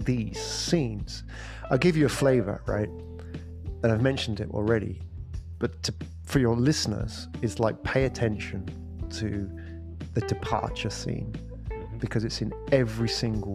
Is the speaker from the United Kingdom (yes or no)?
yes; England, United Kingdom; moved away as an adult; also born or lived in London / Japan; now in Singapore; I was born in England